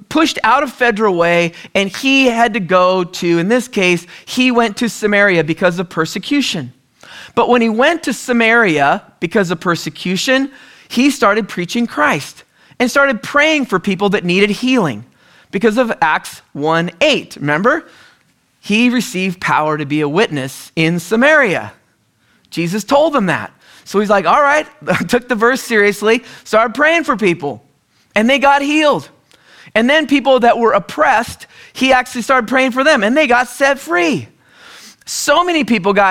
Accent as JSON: {"language": "English", "area": "the Northwest", "region": "Pacific Northwest", "country": "United States", "also_born_or_lived": "California", "moved": "yes", "said": "we're originally from the Northwest"}